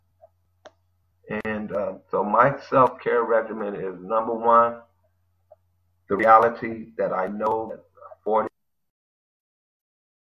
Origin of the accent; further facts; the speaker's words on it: Chicago, Illinois, United States; moved away as an adult; also born or lived in San Francisco; now in Hawaii, United States; I was born and raised in Chicago for 40 years. I lived there